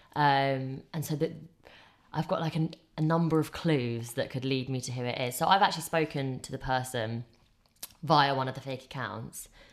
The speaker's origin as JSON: {"language": "English", "region": "England", "country": "United Kingdom", "tie": "born or raised there", "said": "I grew up in England."}